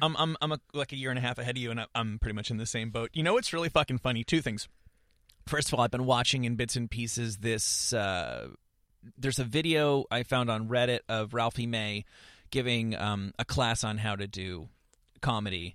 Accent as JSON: {"language": "English", "region": "suburban New Jersey", "country": "United States", "tie": "born or raised there", "said": "I grew up in, in suburban New Jersey"}